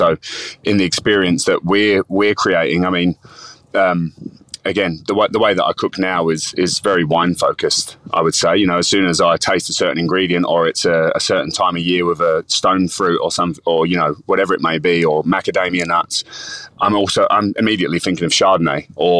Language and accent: English; London, United Kingdom; accent: Cockney; So I grew up in London, you know, working class, sort of, you know, Cockney family living in the East End of London.